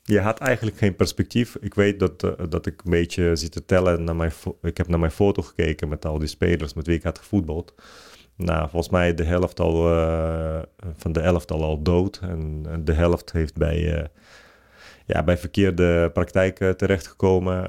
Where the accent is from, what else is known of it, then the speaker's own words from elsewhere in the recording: Ukraine; Dutch is a second language; now in Netherlands; Ik, ik ben geboren in de Sovjet-Unie